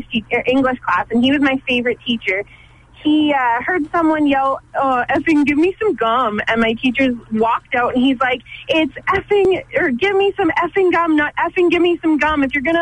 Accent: Saskatchewan, Canada; I grew up in Saskatchewan

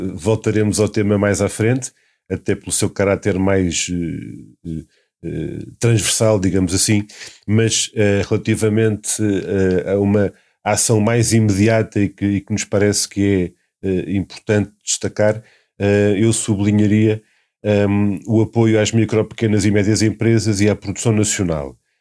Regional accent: Setúbal, Portugal; no distrito de Setúbal, de onde eu, de onde eu venho

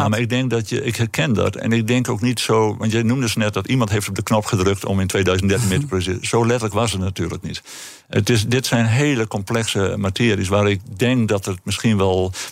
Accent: northern Netherlands, Netherlands; accent: northern; En je kunt het aan mijn accent horen. Wij

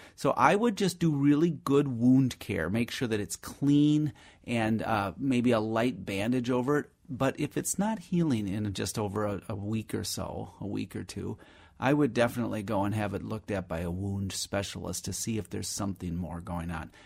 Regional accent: Minnesota, United States; also born or lived in Madison, Wisconsin; we came over to Minnesota when I was just a, literally an infant or a toddler

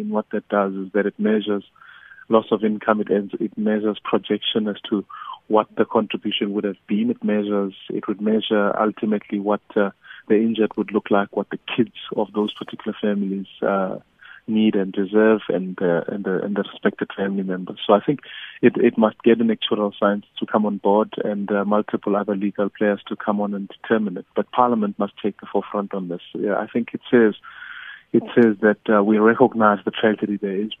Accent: South Africa; us as the South African people

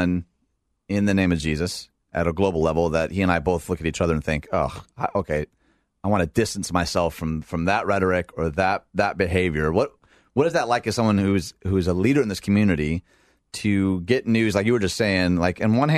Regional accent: Dearborn, Michigan, United States; I grew up in Dearborn, Michigan

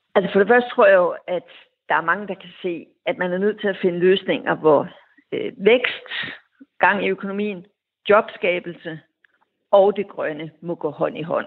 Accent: Denmark; som dansker

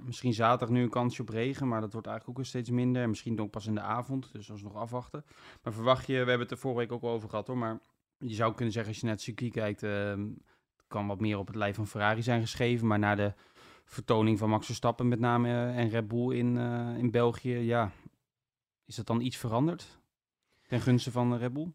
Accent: Netherlands; als Nederlandse journalist

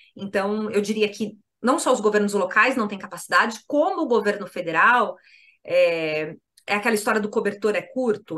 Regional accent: São Paulo, Brazil; como alguém que foi nascida e criada em São Paulo

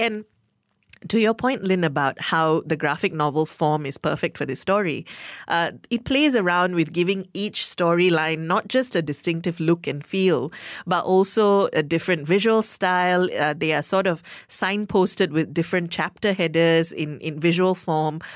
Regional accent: Malaysia; my fellow Malaysian-born

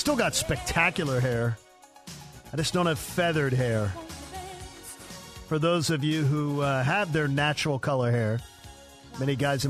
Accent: Philadelphia, Pennsylvania, United States; moved away; also born or lived in Newtown Square, Pennsylvania; Philadelphia, my hometown

